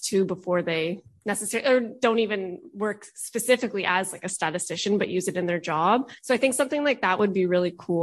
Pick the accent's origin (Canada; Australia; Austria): Canada; East Coast of Canada; I'm from the East Coast of Canada